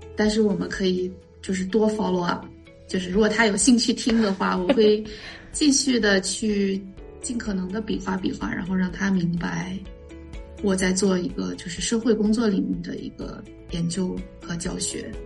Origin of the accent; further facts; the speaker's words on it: China; moved away as an adult; also born or lived in Beijing / Hong Kong / Singapore / Cleveland, United States; now in United States; 因为我觉得在国内，至少是我我的那个年代哈，就是我我是九零年出生的